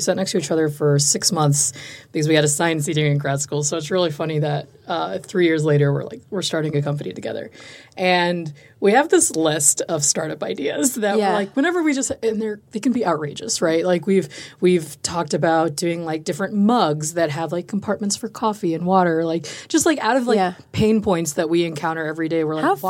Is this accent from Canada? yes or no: no; New York, United States; also born or lived in Chicago; now in Austin, United States; Because I'm like from Chicago, was born and raised in New York. Yeah. So it's like very big cities.